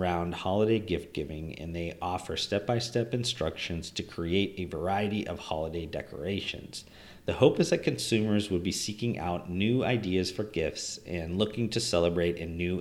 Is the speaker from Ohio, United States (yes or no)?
yes; Northeast Ohio, United States; snow days were always epic growing up in Northeast Ohio